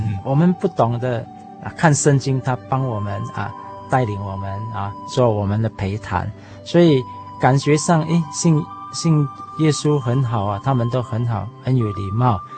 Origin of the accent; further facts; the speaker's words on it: Johor Bahru, Johor, Malaysia; 我是来自西马的新山